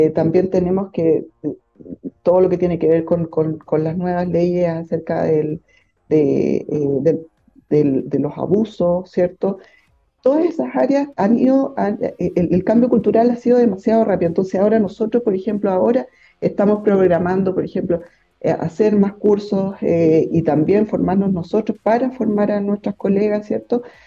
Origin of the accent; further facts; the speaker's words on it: Santiago, Santiago Metropolitan Region, Chile; moved away as an adult; also born or lived in Valparaíso; yo soy de Santiago